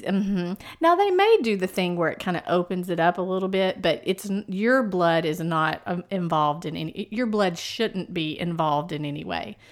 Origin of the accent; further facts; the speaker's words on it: East Texas, United States; accent: East Texas; I can slide into my East Texas accent like Mama does